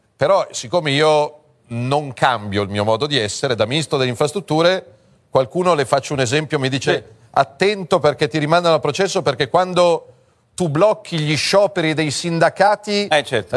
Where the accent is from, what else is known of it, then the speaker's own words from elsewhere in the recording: Milan, Lombardy, Italy; da milanese